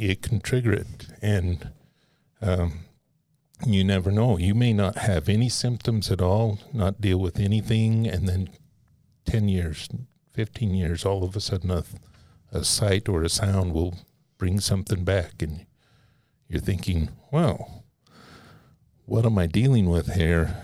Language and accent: English; Nevada, United States; also born or lived in Southern Utah; I was born in Nevada, and my dad was from Southern Utah.